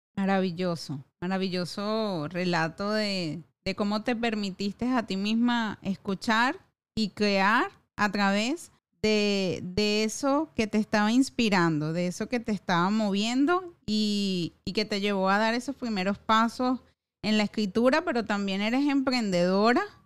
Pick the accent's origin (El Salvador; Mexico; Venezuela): Venezuela; como venezolana